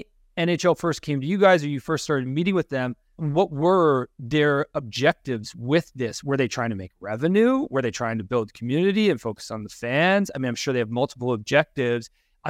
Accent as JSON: {"language": "English", "town": "Toronto", "region": "Ontario", "country": "Canada", "tie": "born or raised there", "said": "I grew up in Toronto during the dull days of us thinking we were the best and then never actually doing very well, which continues to be the case, to be honest. And now I'm closer to Vancouver on the West Coast."}